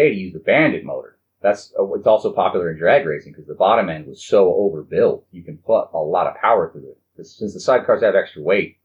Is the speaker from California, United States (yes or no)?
yes; Huntington Beach, California, United States; I'm from Huntington Beach